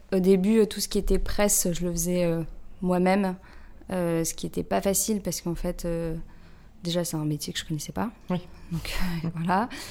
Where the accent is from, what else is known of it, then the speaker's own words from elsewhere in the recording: Lille, Hauts-de-France, France; moved away as an adult; now in Paris, France; je viens de Lille à la base. Euh, je suis maintenant sur Paris depuis 10 euh, ans